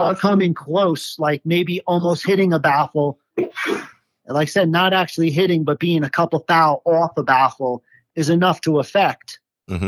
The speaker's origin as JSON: {"language": "English", "town": "New York City", "region": "New York", "country": "United States", "tie": "born or raised there", "moved": "as an adult", "lives_now": "Colorado, United States", "said": "I grew up in uh, Staten Island, New York."}